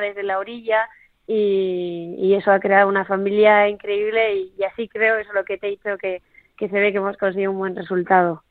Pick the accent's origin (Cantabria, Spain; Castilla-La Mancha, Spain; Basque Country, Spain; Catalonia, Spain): Basque Country, Spain; Sopelana; soy de Sopelana, de, de un pueblito ahí de la costa de País Vasco